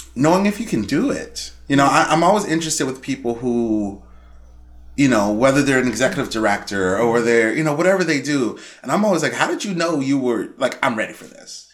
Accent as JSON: {"language": "English", "town": "Chicago", "region": "Illinois", "country": "United States", "tie": "born or raised there", "said": "born and raised in Chicago. I grew up in Roseland"}